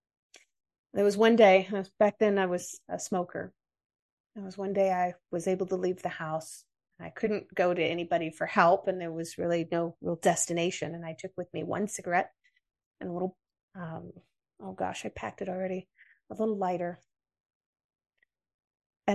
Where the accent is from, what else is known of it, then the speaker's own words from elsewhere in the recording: United States; accent: American; my American accent